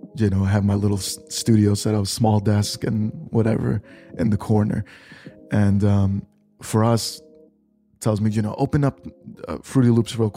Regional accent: New York, United States; growing up in New York, my uncles

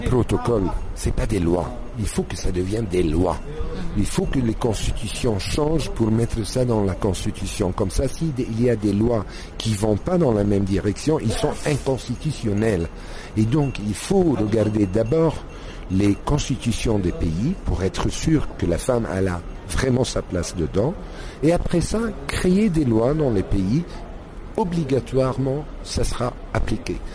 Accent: Egypt; chez nous en Égypte

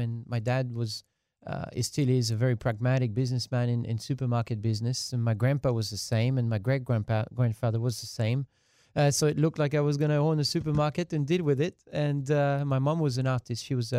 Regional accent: France; first language French; English is a second language; moved away; My hometown only holds 6,000 people.

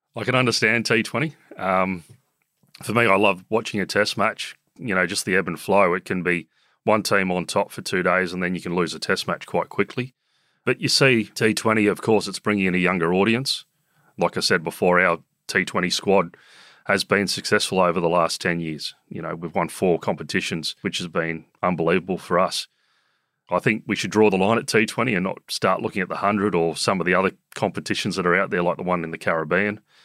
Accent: Sydney, New South Wales, Australia; I grew up in South Coogee, now in Randwick.

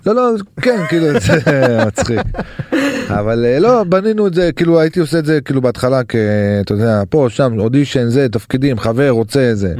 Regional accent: Safed, Northern District, Israel; אני מזרחי מצפת

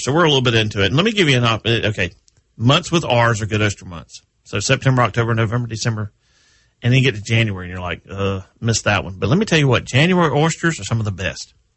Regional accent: Texas, United States; I am a Texas native

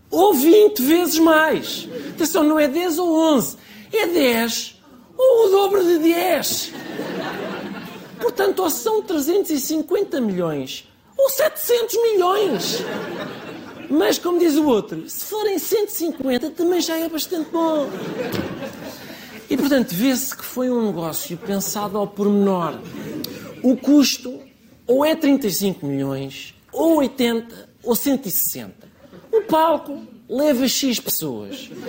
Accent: Colombia; now in Portugal; Sou um católico, venho da Colômbia, é pá, eu vou para Lisboa, não me vou calar enquanto não baixarem as rendas em Odivelas

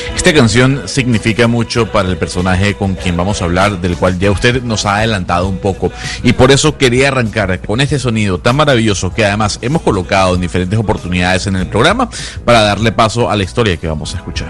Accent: Venezuela; yo soy venezolano

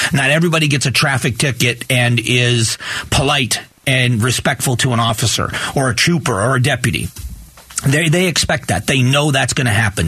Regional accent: Lee County, Florida, United States; moved away; a captain with the sheriff's office in my hometown. And my uh, my sister-in-law his wife is also a deputy sheriff in lee county florida

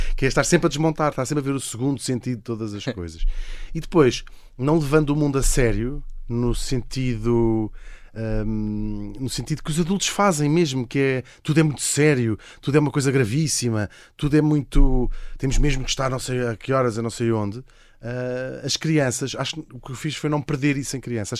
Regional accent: Portugal; fingir que não sou português

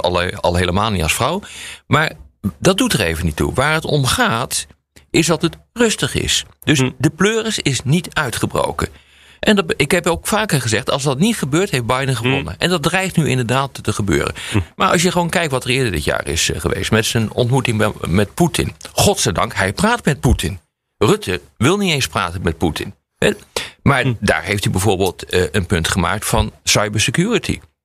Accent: Netherlands; ik ben geen Amerikaan. Ik ben een Nederlander

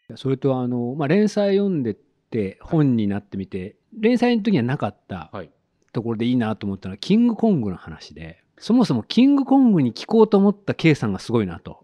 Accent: Hiroshima, Japan; 広島県です

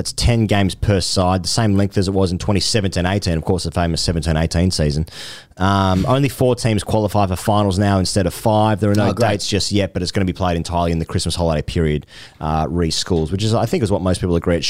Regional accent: Sydney, New South Wales, Australia; I'm from Sydney

